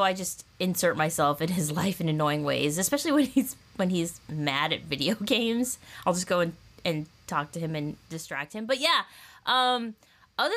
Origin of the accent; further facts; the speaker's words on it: Southern California, United States; my childhood at Disneyland growing up in Southern California